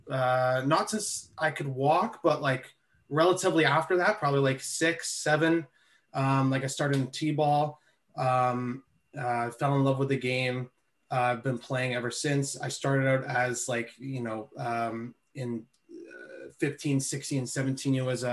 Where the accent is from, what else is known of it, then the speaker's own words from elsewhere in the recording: Toronto, Ontario, Canada; also born or lived in Ohio; I ended up going back to the place I started training at, the baseball development group down in Scarborough